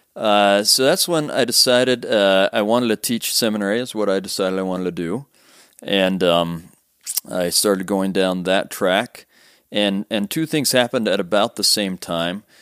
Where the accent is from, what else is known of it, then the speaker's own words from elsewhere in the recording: Sandy, Utah, United States; I'm I'm from actually not far from here. I grew up in Sandy, mm. um, r- right on State Street